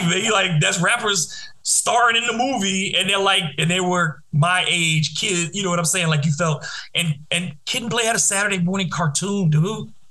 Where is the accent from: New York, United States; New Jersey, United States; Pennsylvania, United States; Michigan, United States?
Michigan, United States; Detroit; Eight Mile, because I'm from Detroit, and it, it is not the perfect representation of Detroit by any means